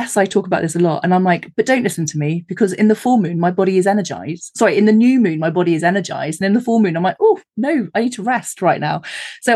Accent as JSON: {"language": "English", "country": "United Kingdom", "said": "I live in the countryside, again, being terribly British"}